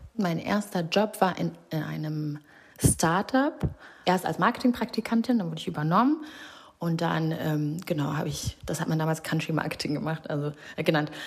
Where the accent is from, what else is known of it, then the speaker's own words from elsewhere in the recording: Rwanda; moved away; Ich bin in Rwanda ähm, geboren und aufgewachsen